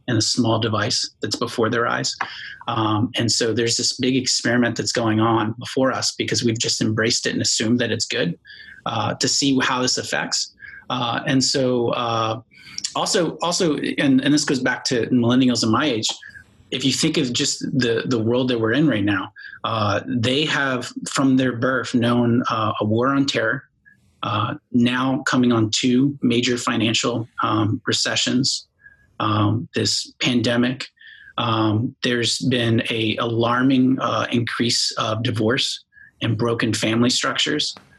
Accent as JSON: {"language": "English", "town": "Bowie", "region": "Maryland", "country": "United States", "tie": "born or raised there", "moved": "as an adult", "lives_now": "Florida, United States", "said": "I grew up in Maryland, like you said, in, in a place called Bowie"}